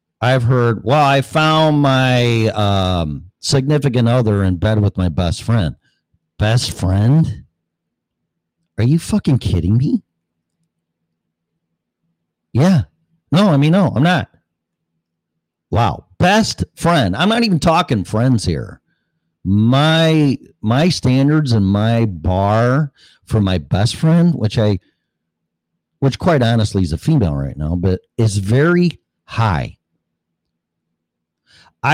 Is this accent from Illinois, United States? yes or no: yes; Hanover Park, Illinois, United States; moved away as an adult; also born or lived in Colorado; I was not born, but raised in, well, Hanover Park, which is right next door. You got Hanover Park, Bartlett, Streamwood, Illinois